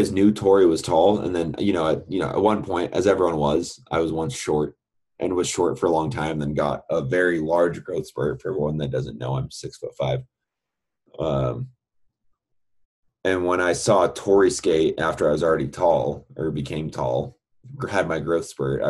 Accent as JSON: {"language": "English", "area": "Bay Area", "region": "California", "country": "United States", "tie": "born or raised there", "moved": "as an adult", "lives_now": "Utah, United States", "said": "I grew up in the Bay Area"}